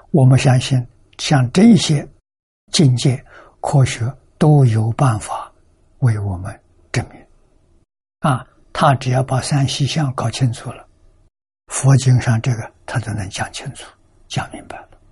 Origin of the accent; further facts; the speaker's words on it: China; 我们中国人讲本性啊